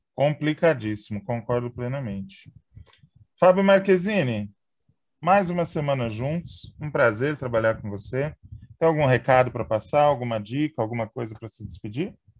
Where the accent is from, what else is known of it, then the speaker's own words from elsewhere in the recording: São Paulo, Brazil; eu me lembro quando eu era criança, eu morava em São Paulo